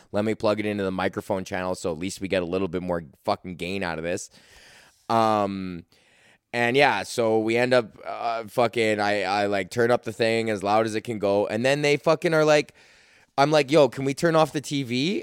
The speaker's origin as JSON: {"language": "English", "country": "Canada", "said": "as a Canadian"}